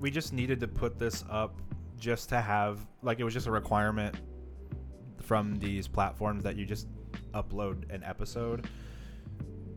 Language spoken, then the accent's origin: English; Tampa, Florida, United States; first language English